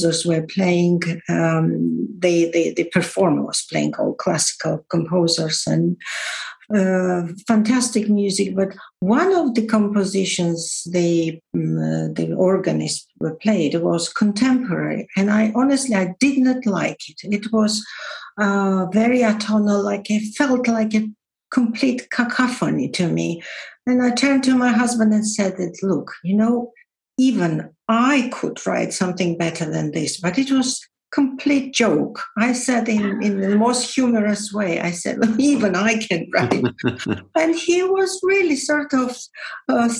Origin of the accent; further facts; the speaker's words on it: Georgia; moved away as an adult; now in England, United Kingdom; I was born in Georgia, and I would say that I was very honored that I was the first female political commentator on Georgian television